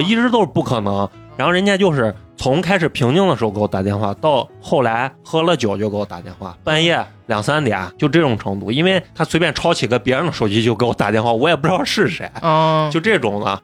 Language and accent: Chinese; Xi'an, Shaanxi, China; 我们都是西安人